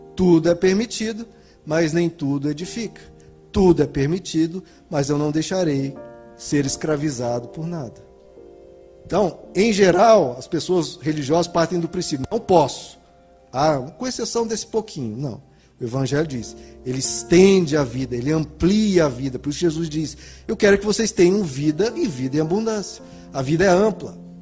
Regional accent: Goiás, Brazil; eu sou goiano

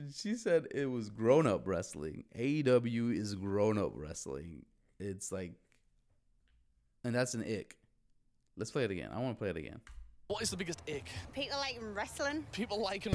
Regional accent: Chicago, Illinois, United States; growing up in Chicago

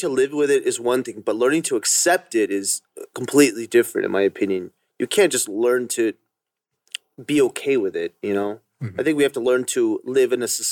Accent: Duluth, Georgia, United States; now in South Korea; I'm from Atlanta. Georgia. Yeah. Duluth

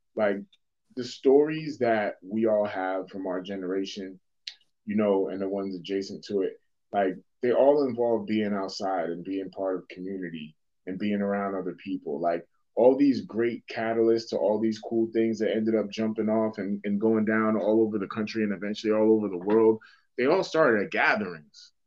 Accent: Boston, Massachusetts, United States; moved away; growing up in Dorchester

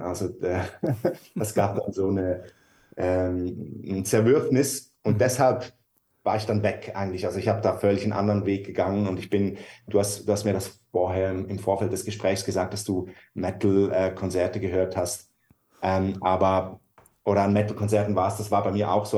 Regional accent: Switzerland; moved away as an adult; now in Hamburg, Germany; wir sind Schweizer und wohnen eigentlich so seit zwei Jahren in Deutschland

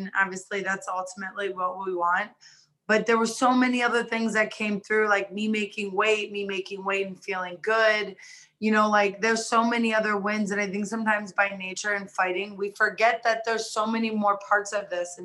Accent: Cuyahoga Falls, Ohio, United States; moved away as an adult; also born or lived in Atwater, Ohio / Rootstown, Ohio / Cleveland, Ohio / Las Vegas, Nevada; grew up in Cuyahoga Falls. We moved back to Rootstown, and then that's where I ended up graduating from

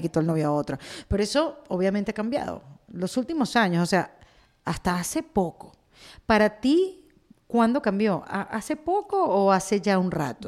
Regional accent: Venezuela; now in Miami, United States; yo vengo de Venezuela

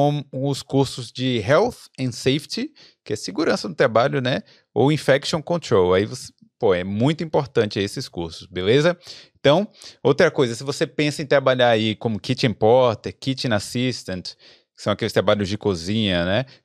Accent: Salvador, Bahia, Brazil; now in Dublin, Ireland; Eu sou de Salvador, na Bahia. Então, sou não, né? Mas morei lá há muito tempo.

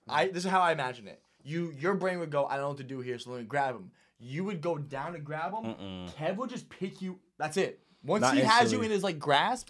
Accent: Florida, United States; I'm from Florida.

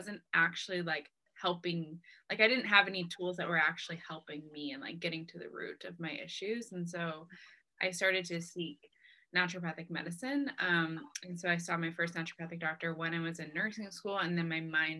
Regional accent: Lewiston, Maine, United States; also born or lived in San Diego, California; I grew up in Maine, at least since I was three. I was born in San Diego, but I moved here when I was three, so I call Maine home.

